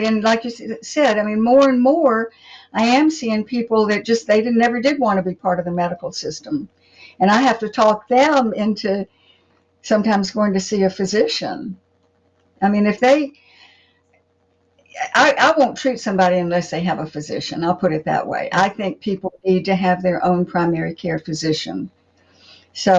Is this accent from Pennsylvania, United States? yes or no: no; Pensacola, Florida, United States; moved away as an adult; also born or lived in California; I grew up here in Pensacola, went out to California for 20 years, and then came back here.